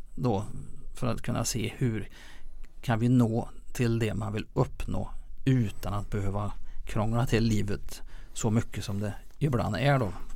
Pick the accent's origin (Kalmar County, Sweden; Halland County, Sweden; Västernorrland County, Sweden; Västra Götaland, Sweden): Västra Götaland, Sweden; Lilla Edet; jag är född och uppvuxen i Lilla Edet